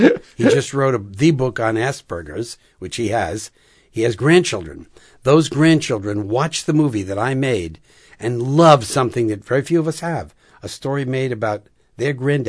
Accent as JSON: {"language": "English", "region": "New England", "country": "United States", "said": "And I was from New England. So I said, I'll go to New England."}